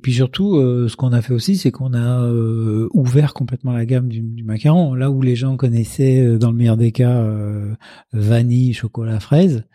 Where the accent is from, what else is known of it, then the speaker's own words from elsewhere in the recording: Casablanca, Casablanca-Settat, Morocco; now in Paris, France; je suis né à Casablanca